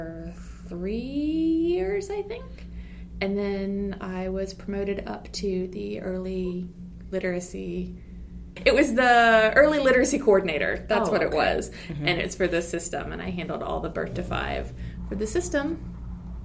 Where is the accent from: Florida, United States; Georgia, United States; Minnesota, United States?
Georgia, United States; Rome; my hometown library in Rome, Georgia